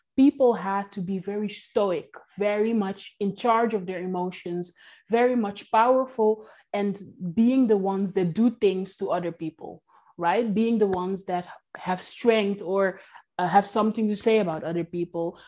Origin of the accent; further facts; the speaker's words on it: Netherlands; also born or lived in Curaçao; I was brought up in the Netherlands and on a tiny island in Curacao